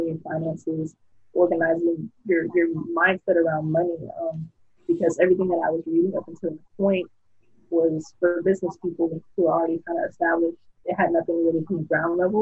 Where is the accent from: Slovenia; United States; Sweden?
United States; Miami, Florida; moved away; I'm originally from South Florida, Miami, 3 to 5